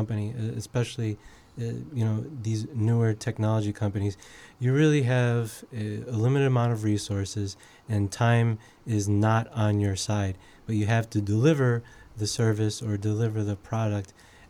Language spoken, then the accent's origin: English; Chicago, Illinois, United States; So I'm a native Chicagoan. I grew up in the Logan Square neighborhood, as well as the Belmont Cragen neighborhood.